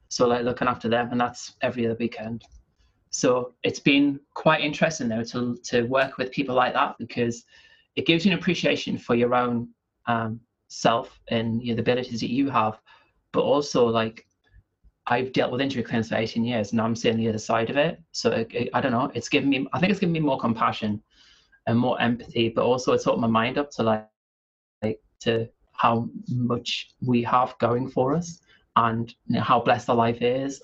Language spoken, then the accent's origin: English; the North East, North East England, United Kingdom; also born or lived in near Manchester (between Stockport and Glossop); now in near Manchester, United Kingdom; I'm from the Northeast originally